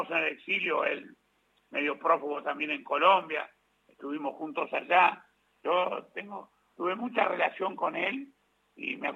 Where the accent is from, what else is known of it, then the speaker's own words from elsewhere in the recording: La Plata, Buenos Aires Province, Argentina; yo soy platense